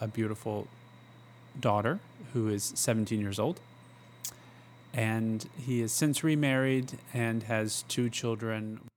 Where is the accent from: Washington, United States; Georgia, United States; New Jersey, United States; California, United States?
Georgia, United States; Gainesville; Born and raised in North Georgia